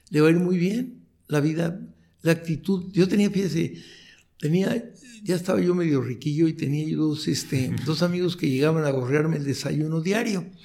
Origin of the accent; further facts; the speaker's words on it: Chihuahua, Mexico; born there; yo nací en Chihuahua, en, Chihuahua, un pequeño pueblo de Chihuahua, muy, un lugar minero, donde todos los mineros tienen problemas con sílice